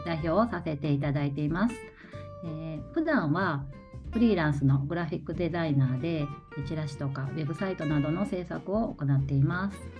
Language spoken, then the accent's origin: Japanese; Ikoma, Nara, Japan; 生まれも育ちも生駒